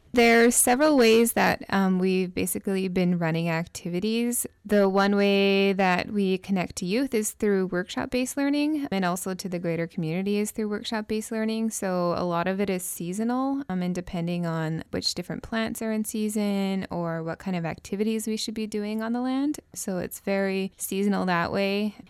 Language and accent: English; Tsartlip, British Columbia, Canada; we started as a team of two youth from Sarlip, myself, I'm also from Sarlip